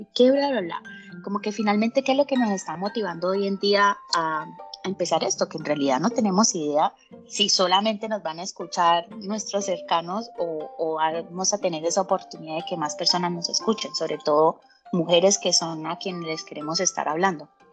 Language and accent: Spanish; Colombia; moved away as an adult; now in Chile; colombiana, con bastante swing en la piel, eh, pero resido en Chile hace 10 años